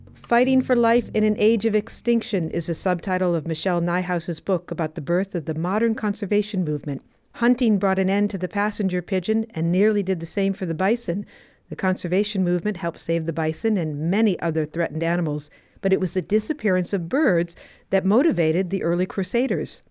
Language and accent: English; Wisconsin, United States; I am from Wisconsin too